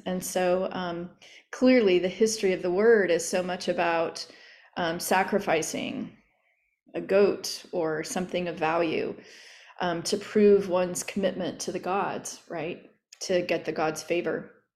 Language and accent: English; Oklahoma, United States; growing up in Oklahoma in an apartment